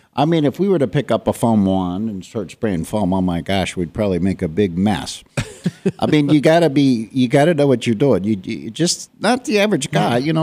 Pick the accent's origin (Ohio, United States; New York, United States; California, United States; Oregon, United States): Ohio, United States; moved away as an adult; I'm from Ohio